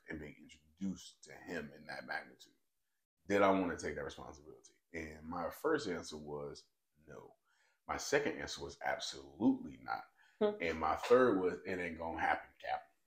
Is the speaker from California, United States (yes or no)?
no; North Carolina, United States; now in Memphis, United States; I'm originally from North Carolina